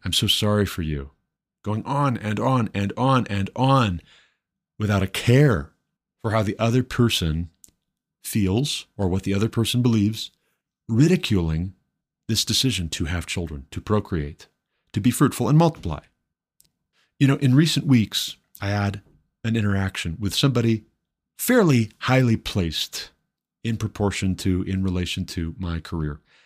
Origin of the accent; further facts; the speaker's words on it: Montana, United States; now in Colorado, United States; my home state, Montana